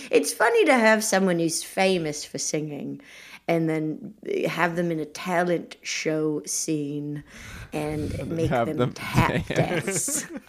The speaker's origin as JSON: {"language": "English", "country": "Australia", "also_born_or_lived": "England, United Kingdom", "said": "I think it was clear the whole time. I'm from Australia."}